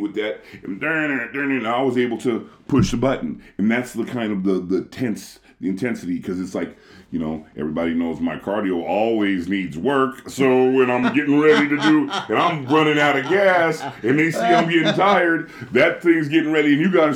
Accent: United States; now in Japan; I'm actually from America

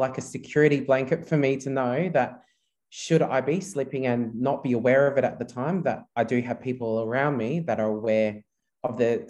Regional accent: Philippines; English is a second language; Yeah, so being a Filipino, very Roman Catholic culture. So I was brought up a Roman Catholic, and I guess that faith and that belief did help me and my family during that time of my father's mental illness.

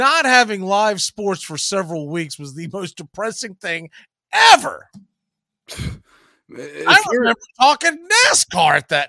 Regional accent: Australia; because it comes on so late when I come from Australia.

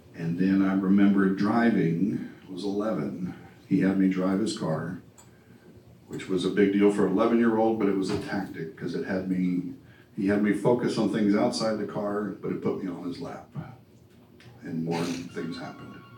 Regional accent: New Orleans, Louisiana, United States; moved away; I grew up in New Orleans

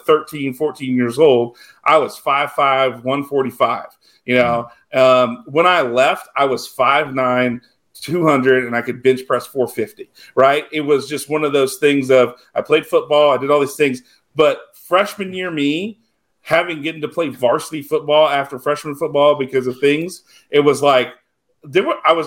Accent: South Louisiana, United States; I grew up in South Louisiana

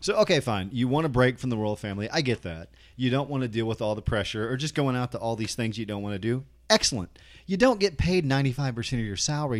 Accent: United States; I'm American.

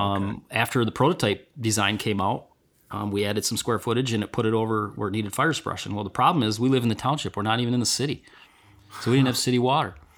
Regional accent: Vassar, Michigan, United States; I'm from Vassar, been lifelong, uh, resident here, and I wouldn't wanna be anywhere else.

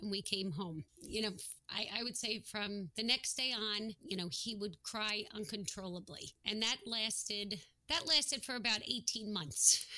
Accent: New Jersey, United States; We're from New Jersey

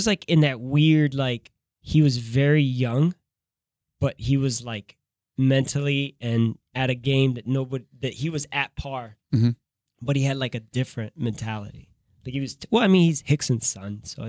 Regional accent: Miami, Florida, United States; people don't know I grew up in Miami

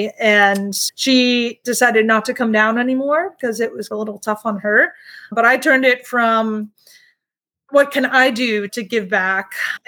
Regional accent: Peabody, Massachusetts, United States; I am from Peabody, Massachusetts, which is about 30 minutes outside of Boston.

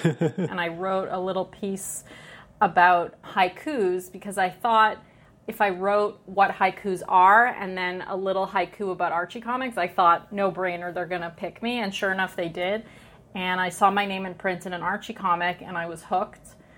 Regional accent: Montreal, Quebec, Canada; moved away as an adult; now in United States; I'm from Montreal, Quebec. I grew up in a really insular Jewish community on the English side of town. Montreal's pretty divided, the French and English.

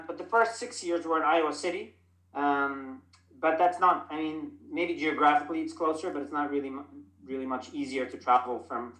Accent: Dubai, United Arab Emirates; So I am Lebanese American. I grew up in Dubai.

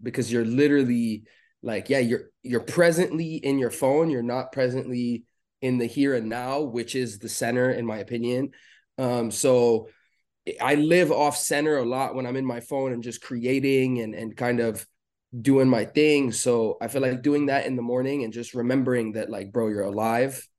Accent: Beirut, Beirut Governorate, Lebanon; moved away as an adult; I was born in Beirut in Lebanon. I was born and raised there till the age of twenty is really when I moved away

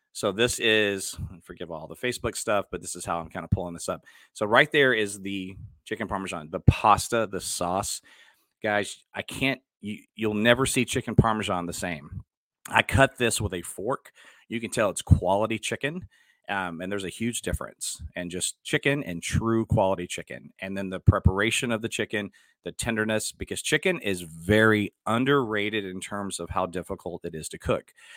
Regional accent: Dallas, Texas, United States; moved away as an adult; also born or lived in Houston, Texas; now in Cypress, United States; I'm from Dallas.

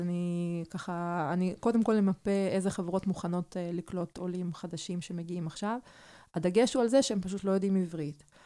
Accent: Arad, Southern District, Israel; Hebrew is a second language; also born or lived in Kyiv, Ukraine; כשהייתי בת תשע, אז, אה, המשפחה עלתה מקייב לערד

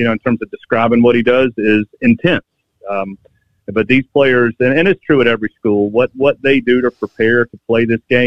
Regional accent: Georgia, United States; moved away as an adult; now in Alabama, United States; I grew up in Georgia

